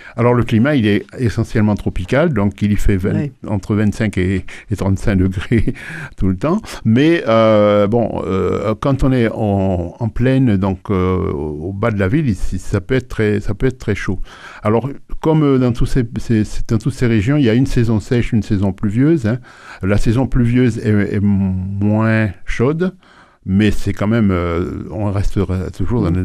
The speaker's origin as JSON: {"language": "French", "town": "Port-au-Prince", "region": "Ouest", "country": "Haiti", "tie": "born or raised there", "moved": "as an adult", "lives_now": "France", "said": "je suis né à Port-au-Prince en 1947 et je suis venu en France en, à, à, 20"}